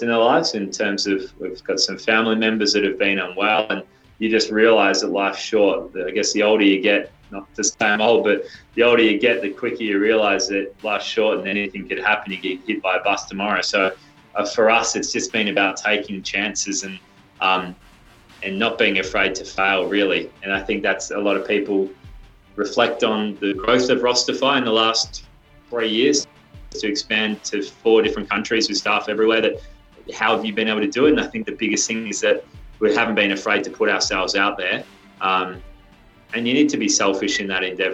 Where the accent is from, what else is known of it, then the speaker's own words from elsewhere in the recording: Geelong, Victoria, Australia; Geelong boy